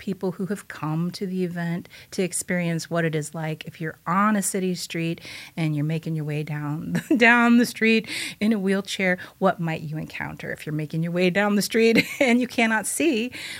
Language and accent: English; Bloomington, United States; I'm initially from Bloomington, lived here for a very long time, but then I've lived all around different states.